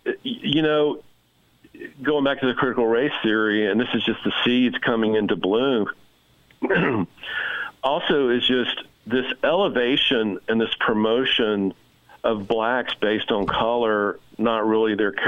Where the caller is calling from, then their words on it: the South, United States; I'm calling from the South.